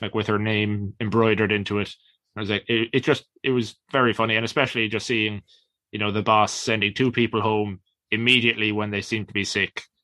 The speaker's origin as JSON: {"language": "English", "country": "Ireland"}